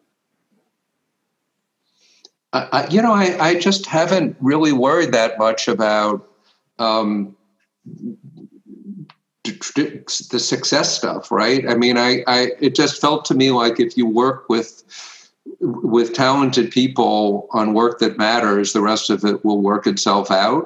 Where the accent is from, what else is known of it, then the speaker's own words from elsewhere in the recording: United States; I was born in the United States.